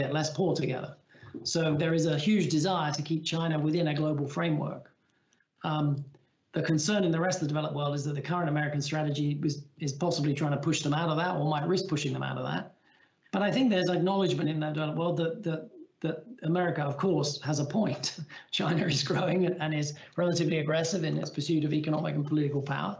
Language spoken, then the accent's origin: English; England, United Kingdom; as an Englishman